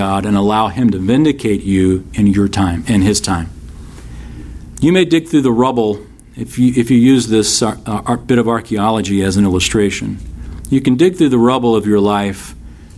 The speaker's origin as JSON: {"language": "English", "country": "United States", "said": "American Christians living here"}